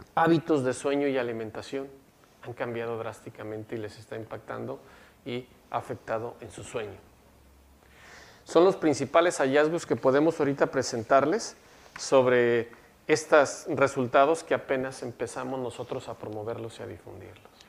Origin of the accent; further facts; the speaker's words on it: Mexico; now in Monterrey, Mexico; Como buen este, mexicano